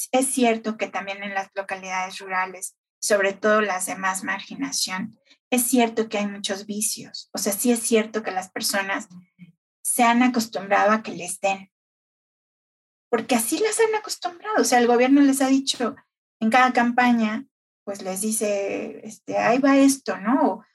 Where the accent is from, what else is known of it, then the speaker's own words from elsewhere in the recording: Mexico City, Mexico; yo nací aquí en el DF, toda mi vida prácticamente la viví aquí